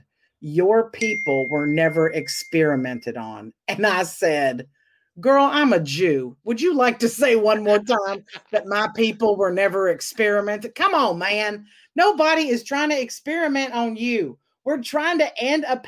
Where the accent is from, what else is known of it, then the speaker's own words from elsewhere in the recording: the South, United States; also born or lived in Dallas, Texas; now in Los Angeles, United States; I'm from the South